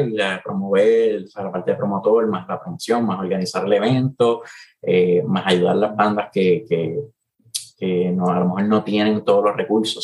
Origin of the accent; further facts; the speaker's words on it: Puerto Rico; los tres que formamos … todos somos boricuas